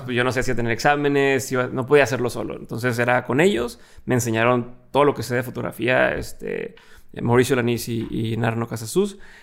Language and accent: Spanish; Monterrey, Nuevo León, Mexico; also born or lived in Torreón; soy de aquí de Monterrey, me pasando de Torreón